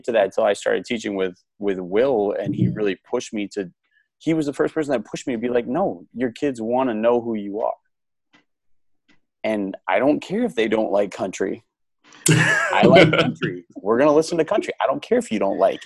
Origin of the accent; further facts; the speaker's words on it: Midwest, United States; moved away as an adult; also born or lived in Houston, Texas; I grew up in the Midwest. I have very Midwest roots